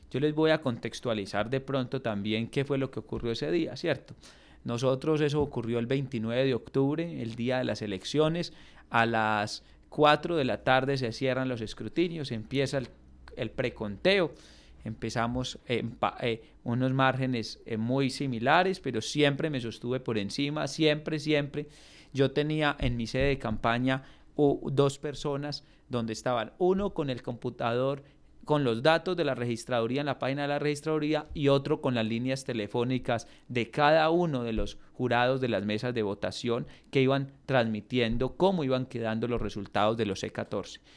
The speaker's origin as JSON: {"language": "Spanish", "town": "Samaná", "region": "Caldas", "country": "Colombia"}